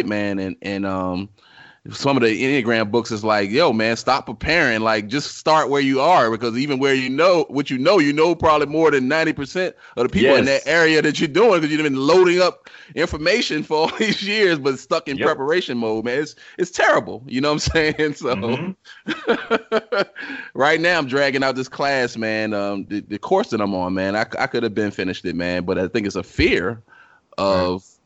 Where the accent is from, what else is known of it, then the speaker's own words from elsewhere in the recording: Richmond, Virginia, United States; moved away; I'm from Richmond, Virginia